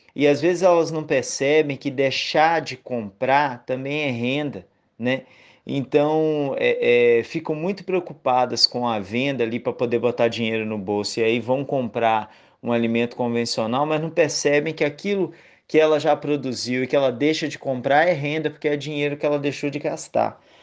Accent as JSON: {"language": "Portuguese", "region": "Minas Gerais", "country": "Brazil", "also_born_or_lived": "Bahia", "moved": "as an adult", "lives_now": "Northeast Brazil", "said": "eu sou mineiro, mas vivo no Nordeste há nove anos"}